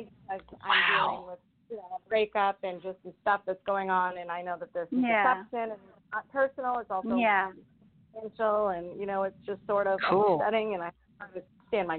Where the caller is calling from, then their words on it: Rhode Island, United States; I am calling from Rhode Island.